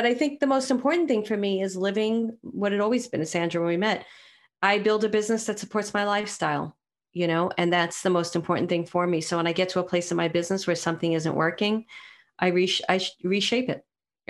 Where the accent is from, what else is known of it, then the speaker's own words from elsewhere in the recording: New York City, New York, United States; I'm from Brooklyn.